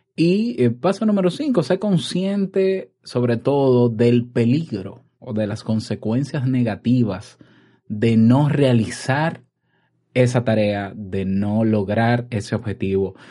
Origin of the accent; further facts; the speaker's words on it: Dominican Republic; en mi país, República Dominicana